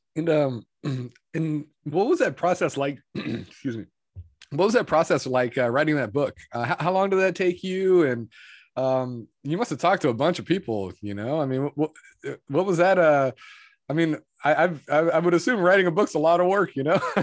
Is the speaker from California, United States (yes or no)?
yes; Moraga, California, United States; I'm from Moraga